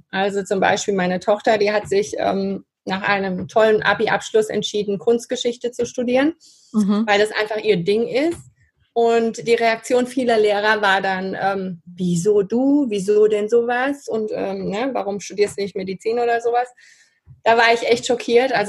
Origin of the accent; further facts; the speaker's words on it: Spain; dann meine Kindheit in Spanien, also da bin ich sehr dankbar dafür, dass meine Eltern damals so mutig waren. Die waren, die sind 68 nach Spanien und da bin ich aufgewachsen.